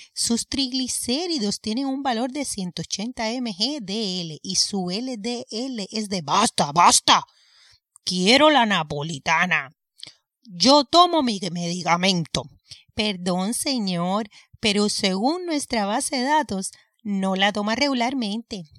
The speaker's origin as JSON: {"language": "Spanish", "country": "Cuba", "tie": "born or raised there", "moved": "yes", "said": "Vengo de Cuba."}